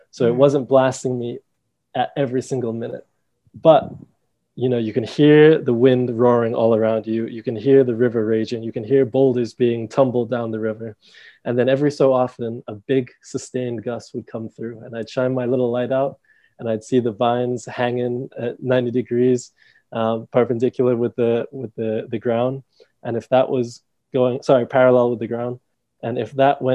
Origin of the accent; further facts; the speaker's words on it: Dominica; also born or lived in England / United States; we moved to Dominica when I was 5